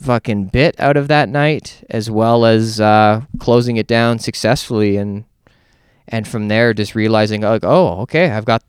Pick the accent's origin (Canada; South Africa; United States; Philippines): Canada; I'm a headliner from Canada